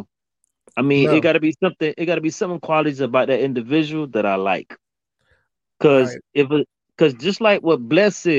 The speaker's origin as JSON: {"language": "English", "town": "Miami", "region": "Florida", "country": "United States", "said": "I'm from Miami. 305 to be exact"}